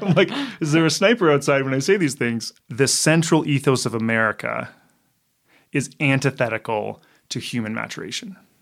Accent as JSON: {"language": "English", "country": "Canada", "said": "I'm Canadian"}